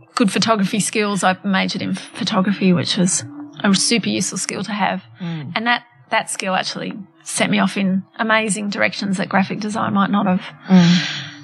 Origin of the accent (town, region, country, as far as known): Australia; born or raised there; also born or lived in Johannesburg, South Africa / United Kingdom